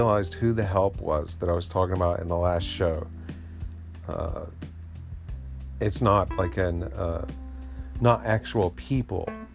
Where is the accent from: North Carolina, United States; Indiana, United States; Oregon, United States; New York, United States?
North Carolina, United States; Asheville; this is my hometown